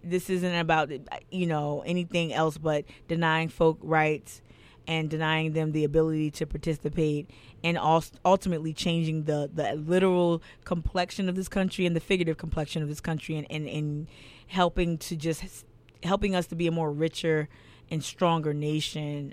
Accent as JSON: {"language": "English", "region": "New Jersey", "country": "United States", "moved": "yes", "lives_now": "Charleston, United States", "said": "I'm from New Jersey originally"}